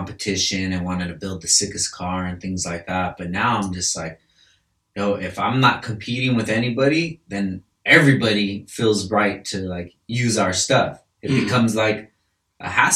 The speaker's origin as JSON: {"language": "English", "region": "California", "country": "United States", "said": "I'm from California, bro. And first and foremost, I'm from California"}